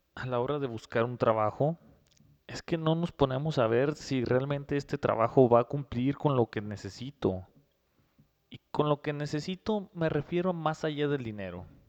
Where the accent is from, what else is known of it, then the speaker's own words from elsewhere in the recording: Mexico; somos nosotros los mexicanos